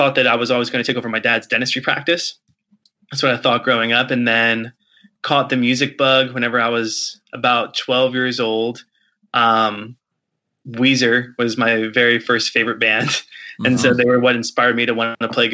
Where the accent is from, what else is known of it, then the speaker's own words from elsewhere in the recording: Martinsburg, West Virginia, United States; I grew up in Martinsburg, West Virginia, which is in the Eastern Panhandle.